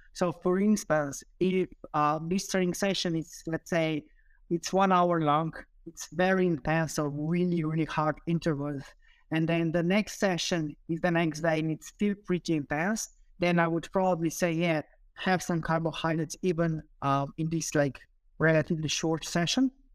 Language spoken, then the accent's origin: English; Slovenia; also born or lived in United Kingdom; I'm originally from Slovenia, but I did my P H D in the U K